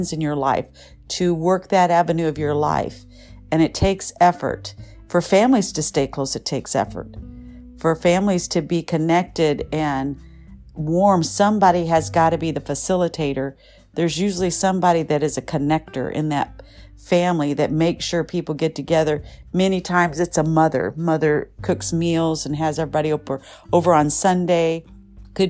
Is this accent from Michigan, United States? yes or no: yes; Michigan, United States; now in Southern California, United States; I grew up in Michigan